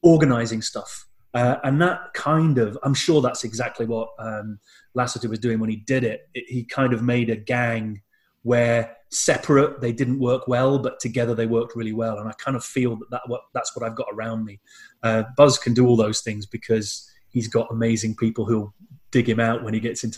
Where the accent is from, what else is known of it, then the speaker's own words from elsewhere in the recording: United Kingdom; I'm British. I'm too British to salsa